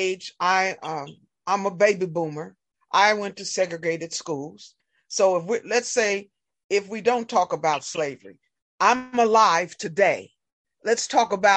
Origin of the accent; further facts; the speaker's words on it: Indianapolis, Indiana, United States; I grew up in Indianapolis.